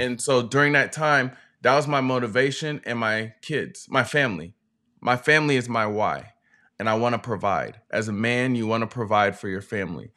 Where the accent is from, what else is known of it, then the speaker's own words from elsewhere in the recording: West Coast, United States; also born or lived in North Carolina; We're from the West Coast